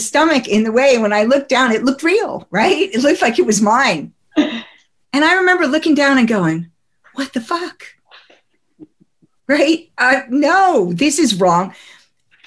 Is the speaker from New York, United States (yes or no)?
no; New Jersey, United States; I come from New Jersey